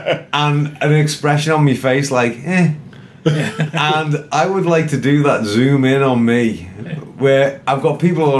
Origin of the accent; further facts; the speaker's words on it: Liverpool, North West England, United Kingdom; now in Ohio, United States; I'm from Liverpool